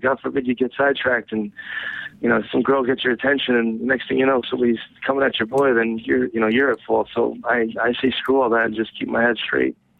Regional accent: New Jersey, United States; moved away as an adult; now in Rhode Island, United States; I, I grew up in New Jersey. I moved to Rhode Island when I was 18. I'm 27 now, so I've been here almost 10 years

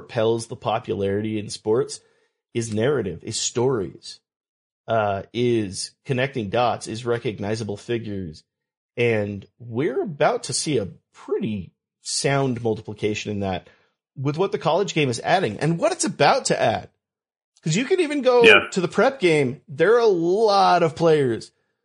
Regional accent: California, United States; I grew up in California.

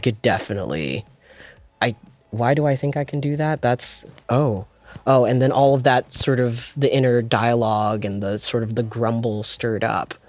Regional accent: Prince George's County, Maryland, United States; I am from Prince George's County, Maryland

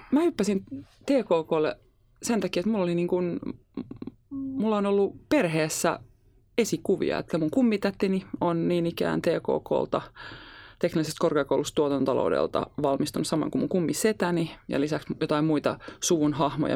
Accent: Helsinki, Uusimaa, Finland; Mä oon ihan Helsingistä

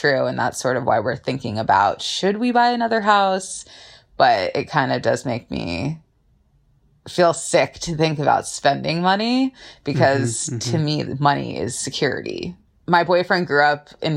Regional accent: Southern California, United States; I'm from Southern California and I am an attorney.

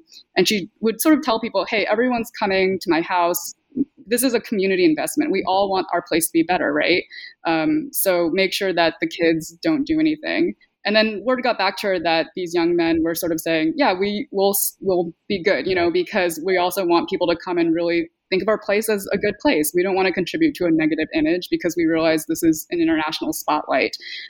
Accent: California, United States; the brand of multiculturalism I grew up in the Bay Area.

